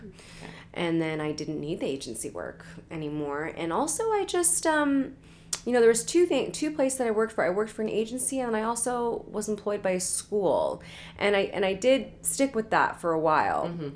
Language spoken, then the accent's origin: English; Portland, Oregon, United States; now in Los Angeles, United States; I'm from Portland, Oregon